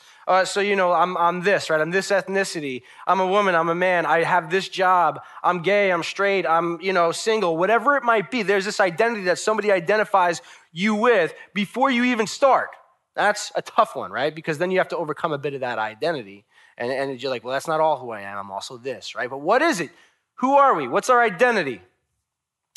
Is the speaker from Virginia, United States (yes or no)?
no; Long Island, New York, United States; I'm from Long Island